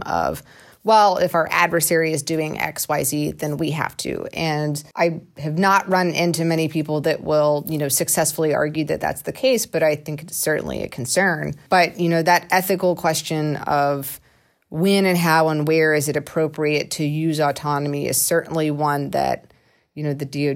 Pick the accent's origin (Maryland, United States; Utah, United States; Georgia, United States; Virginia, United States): Georgia, United States; I'm from Georgia and we said buggy